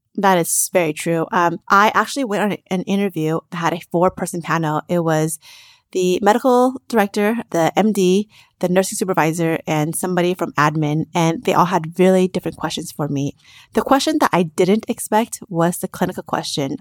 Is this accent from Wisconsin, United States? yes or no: no; Las Vegas, Nevada, United States; I grew up in Las Vegas from im-, immigrant parents